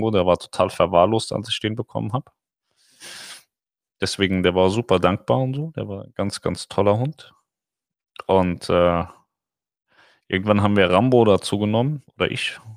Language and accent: German; Reinheim, Hesse, Germany; Ja, ich bin in Rheinheim aufgewachsen. Rossdorf und Rheinheim.